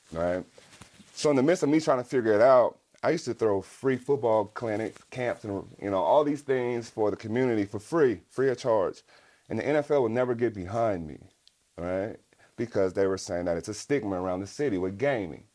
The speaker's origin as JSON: {"language": "English", "region": "West Coast", "country": "United States", "tie": "born or raised there", "said": "growing up on the West Coast."}